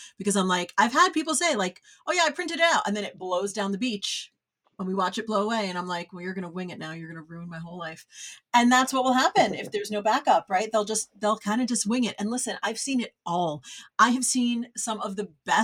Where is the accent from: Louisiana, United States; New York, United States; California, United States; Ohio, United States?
New York, United States; now in Los Angeles, United States; I'm from New York